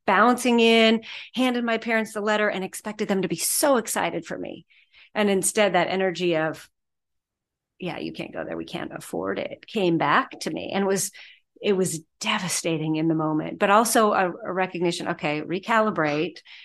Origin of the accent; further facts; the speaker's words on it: Wilsonville, Oregon, United States; I grew up just south of Portland, Oregon. There's a town called Wilsonville